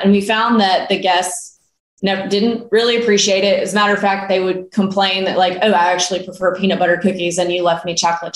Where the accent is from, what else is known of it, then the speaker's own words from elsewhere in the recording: Starkville, Mississippi, United States; I grew up in Starkville, Mississippi